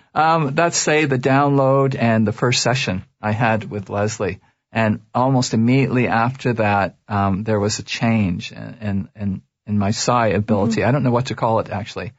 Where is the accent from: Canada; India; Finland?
Canada; Toronto, Ontario; I was raised in Toronto.